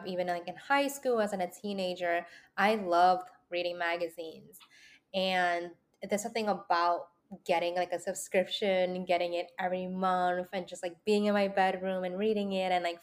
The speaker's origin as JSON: {"language": "English", "town": "New York City", "region": "New York", "country": "United States", "tie": "born or raised there", "said": "I'm a native"}